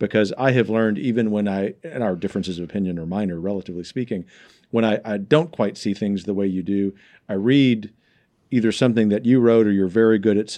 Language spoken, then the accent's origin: English; the South, United States; Well, you know, I am a Southerner.